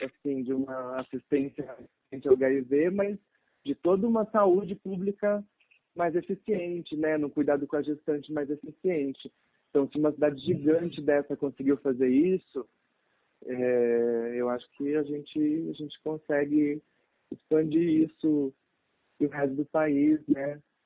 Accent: São Paulo, Brazil; moved away as an adult; now in Pelotas, Brazil; sou paulista, mas atualmente estudo medicina na faculdade na Universidade Federal de Pelotas

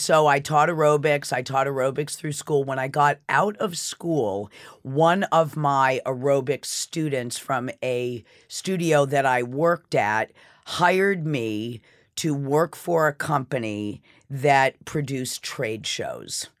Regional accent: Sherborn, Massachusetts, United States; also born or lived in Cleveland, Ohio; now in New York City, United States; I was raised in Sherburne, Massachusetts

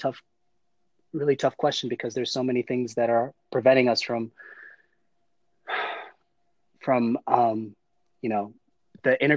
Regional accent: South DeKalb, Georgia, United States; I grew up in South DeKalb, which is predominantly African-American, Black, suburban community

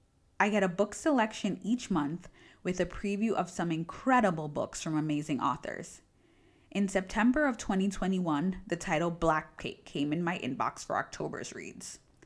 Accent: United States; now in Italy; I'm Jamaican American with my family in the Jamaican diaspora of New York City, Toronto, and London, and I happen to live in Northern Italy with my partner.

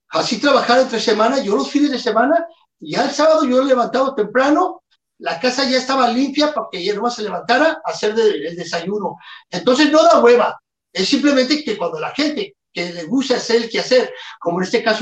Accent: Mexico; Yo soy bien

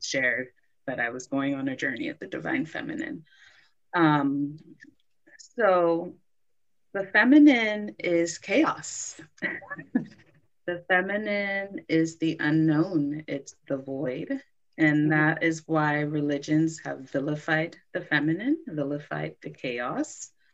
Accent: Los Angeles, California, United States; moved away as an adult; also born or lived in Brooklyn, New York; I moved back home to Los Angeles

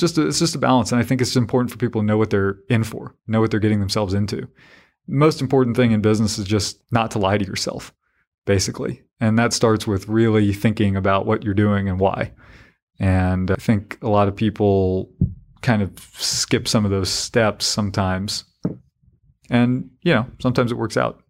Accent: Harnett County, North Carolina, United States; I was this yokel from Harnett County

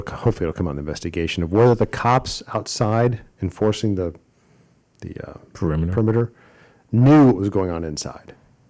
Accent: Ohio, United States; Akron, my home state of Ohio

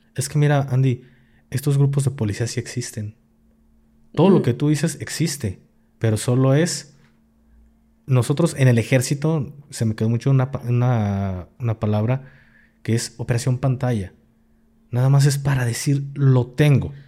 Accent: Jalisco, Mexico; soy de Jalisco

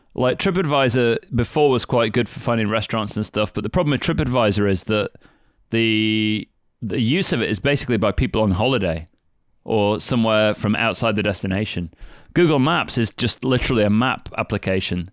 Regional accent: United Kingdom; moved away as an adult; now in Kagoshima, Japan; being British

